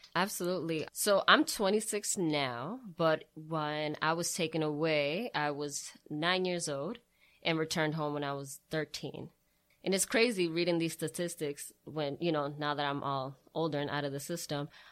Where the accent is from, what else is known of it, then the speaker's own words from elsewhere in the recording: Brockton, Massachusetts, United States; I am originally born and raised in Brockton.